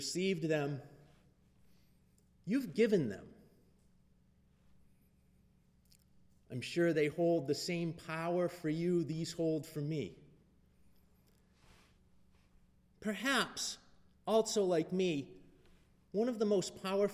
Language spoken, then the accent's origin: English; Leominster, Massachusetts, United States; moved away as an adult; now in Texas, United States; my hometown in Leominster